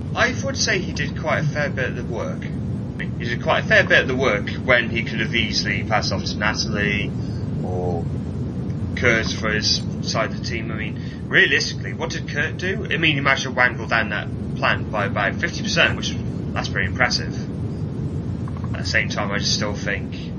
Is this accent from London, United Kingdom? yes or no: no; Welsh, Wales, United Kingdom; being Welsh